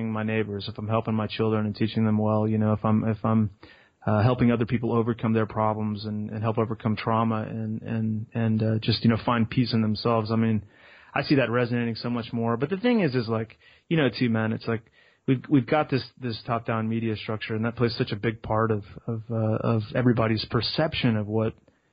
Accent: Austin, Texas, United States; I'm from Austin, Texas

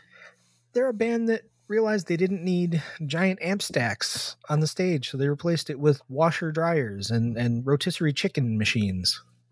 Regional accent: Rochester, New York, United States; I'm from Rochester.

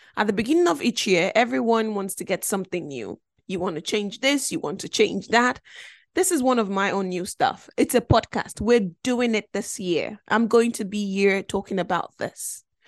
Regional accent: Belgium; also born or lived in Nigeria; now in United Kingdom; I grew up in Belgium, um, which was a f, a foreign country 'cause I'm originally from Nigeria

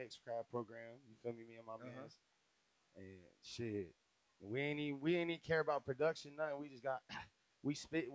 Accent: Akron, Ohio, United States; also born or lived in Tampa, Florida; I'm from Akron, though, Midwest

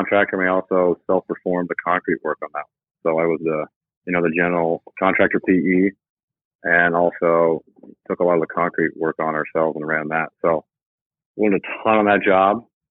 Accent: Kodiak, Alaska, United States; moved away; I was born in Alaska, spent 12 years on Kodiak Island, and it was a very blue-collar town, a fishing town.

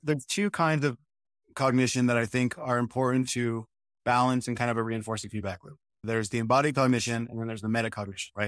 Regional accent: New Mexico, United States; also born or lived in Michigan; now in North Carolina, United States; I come from New Mexico for the most part, which was very dry.

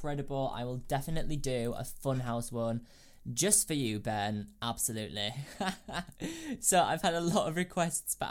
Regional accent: Bradford Leeds area, Yorkshire and the Humber, United Kingdom; also born or lived in Guildford; And I'm from the Bradford Leeds area, so northerner.

